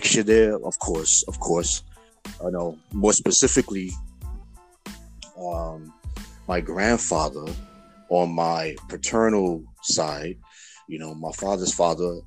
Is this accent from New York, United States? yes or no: yes; New York City, New York, United States; I grew up in the Lower East Side of Manhattan